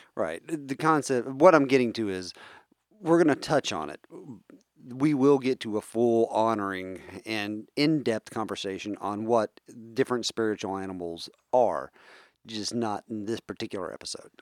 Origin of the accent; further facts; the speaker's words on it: West Virginia, United States; I come from a family that uh, let's face it, we come from West Virginia. We're a bunch of hillbillies